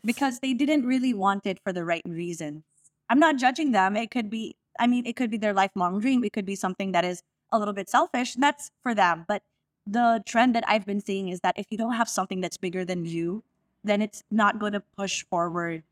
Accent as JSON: {"language": "English", "town": "Las Piñas", "region": "Metro Manila", "country": "Philippines", "said": "I'm from all the way south, I'm from Las Piñas"}